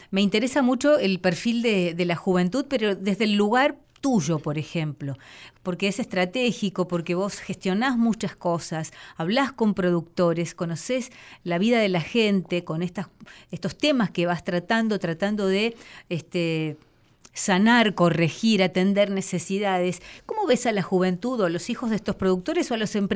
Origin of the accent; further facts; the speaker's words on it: General Villegas, Buenos Aires Province, Argentina; yo soy de General Villera